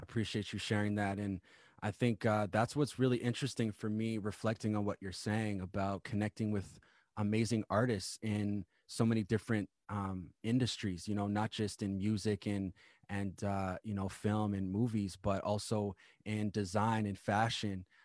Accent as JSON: {"language": "English", "town": "Winnipeg", "region": "Manitoba", "country": "Canada", "tie": "born or raised there", "said": "I actually grew up in Manitoba myself."}